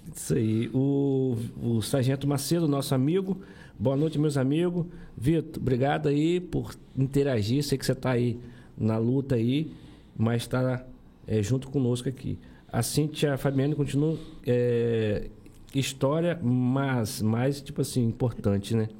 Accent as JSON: {"language": "Portuguese", "area": "Santa Luzia", "region": "Rio de Janeiro", "country": "Brazil", "tie": "born or raised there", "said": "eu nasci lá em Santa Luzia"}